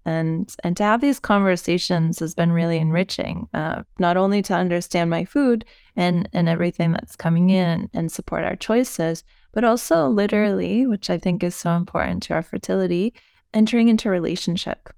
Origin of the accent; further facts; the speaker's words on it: United States; moved away as an adult; now in Europe; as an American, and, um, being American, but living in Europe for the last decade of my life